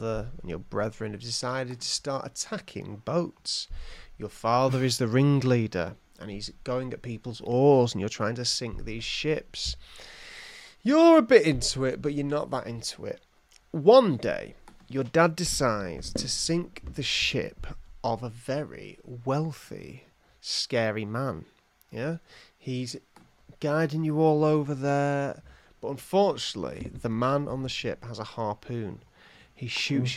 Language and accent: English; England, United Kingdom; I'm from England